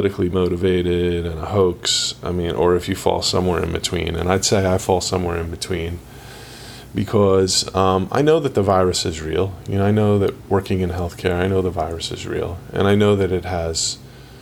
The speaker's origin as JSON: {"language": "English", "region": "New Jersey", "country": "United States", "moved": "yes", "lives_now": "Northeast Florida, United States", "said": "I'm from New Jersey originally"}